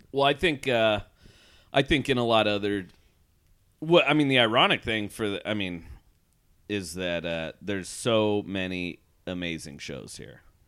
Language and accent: English; Portland, Oregon, United States; moved away; I was just in Portland for two weeks, my hometown